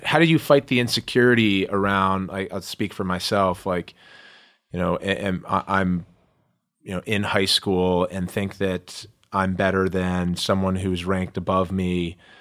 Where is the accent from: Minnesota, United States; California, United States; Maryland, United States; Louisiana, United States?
Maryland, United States; growing up in Maryland and having played in Montgomery County in the public school system